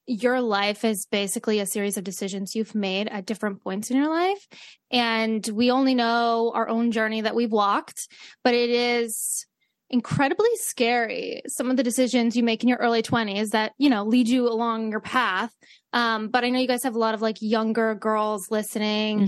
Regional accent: Great Falls, United States; We're both from Great Falls.

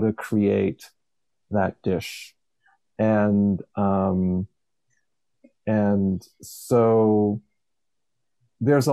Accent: Levittown, Pennsylvania, United States; I grew up outside of Philadelphia in one of those Levittowns

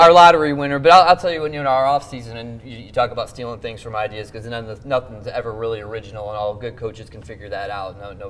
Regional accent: Orion, Illinois, United States; growing up in Orion

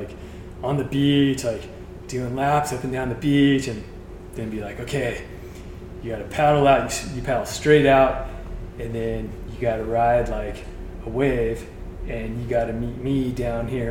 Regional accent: San Clemente, California, United States; growing up in San Clemente

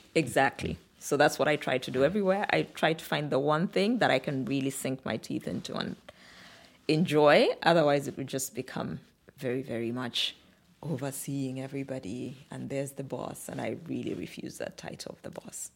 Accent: Kitwe, Copperbelt Province, Zambia; moved away as an adult; also born or lived in Samfya, Zambia / Luanshya, Zambia / Lusaka, Zambia; now in Nairobi, Kenya; we moved to a slightly bigger town called Kitwe in the Copperbelt region of Zambia

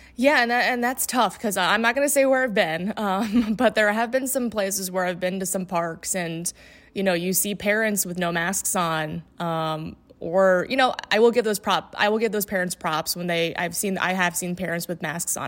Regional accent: Indiana, United States; moved away; also born or lived in Gainesville, Florida / Upper Peninsula, Michigan; I'm from Indiana originally.

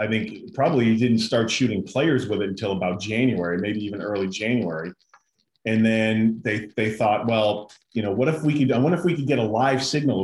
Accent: Denver, Colorado, United States; moved away; I'm also from Denver

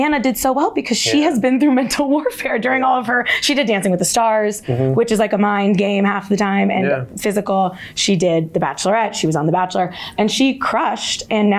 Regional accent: Jersey Shore, New Jersey, United States; I'm a Jersey Shore girly, but I'm in the like Seagirt, Manasquan, Spring Lake part of it.

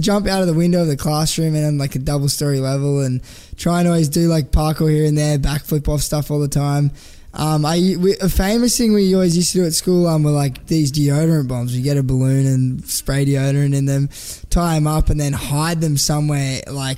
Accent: Canberra, Australian Capital Territory, Australia; now in Gold Coast, Australia; I grew up in Canberra and I was always running amok in Canberra

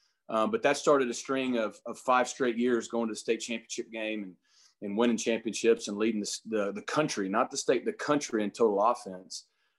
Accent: Springdale, Arkansas, United States; I grew up in Northwest Arkansas in Springdale, right by where the University of Arkansas is.

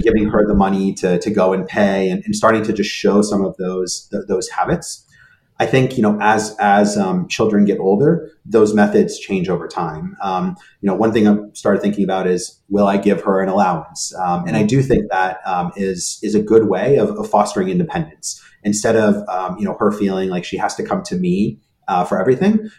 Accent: California, United States; first language Hebrew; English is a second language; also born or lived in Israel / New York; now in Boston, United States; I was born in Israel. Um, and then at the age of three, um, my parents um, and I at that point uh, moved to the US. And the reason we moved, we moved out to California

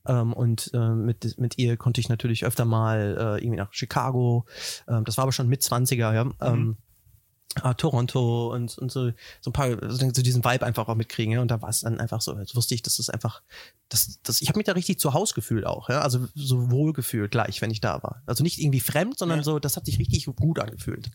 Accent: Wetter, North Rhine-Westphalia, Germany; moved away as an adult; also born or lived in Hagen / Dortmund / United States; now in Nuremberg, Germany; ich bin aufgewachsen in Wetter an der Ruhr, äh, in, im wunderschönen Haken geboren

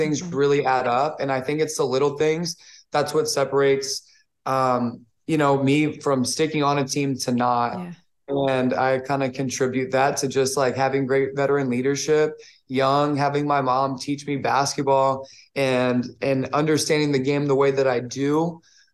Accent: New Orleans, Louisiana, United States; Growing up in New Orleans

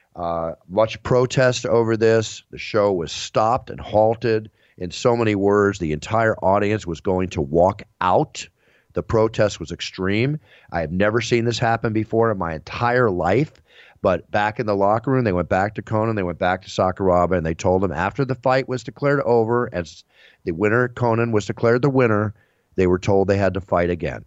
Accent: Texas, United States; moved away; I grew up in Texas, part of my life

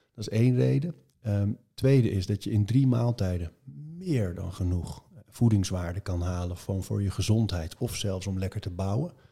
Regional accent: Marken, North Holland, Netherlands; ik ben op Marken geboren

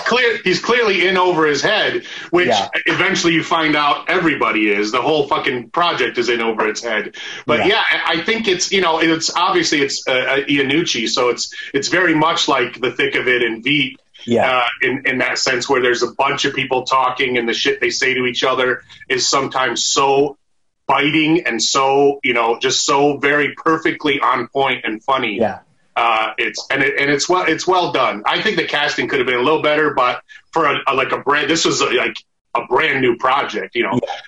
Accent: Arizona, United States; moved away as an adult; also born or lived in Michigan; now in Los Angeles, United States; i fucking grew up in arizona you know I, I, didn't have a lot. Of, I had a lot of black friends when I was uh, a kid in Michigan, not so much growing up in Arizona

